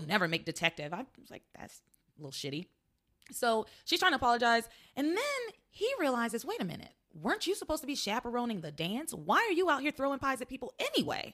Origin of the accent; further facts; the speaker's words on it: the South, United States; accent: Southern; I'm from the South, so I can just do it because I'm Southern and that's how I grew up talking